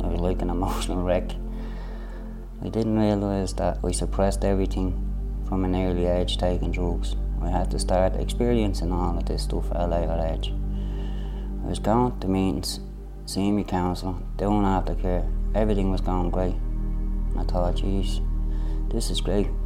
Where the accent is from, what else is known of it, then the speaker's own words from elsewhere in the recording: Dublin, Leinster, Ireland; I came from Ballymun